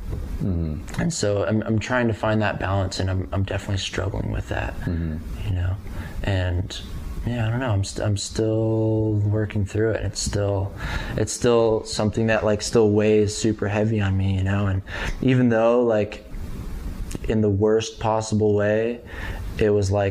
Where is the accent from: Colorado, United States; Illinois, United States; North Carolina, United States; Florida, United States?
Colorado, United States; Aurora; I grew up in Aurora